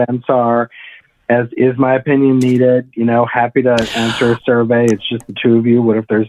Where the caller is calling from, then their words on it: Washington, District of Columbia, United States; I'm calling from a world capital, D.C.